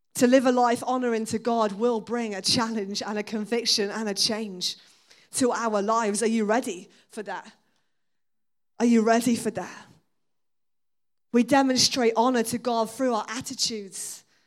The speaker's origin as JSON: {"language": "English", "town": "Exeter", "region": "South West England", "country": "United Kingdom", "tie": "born or raised there", "said": "I was born and raised in Exeter."}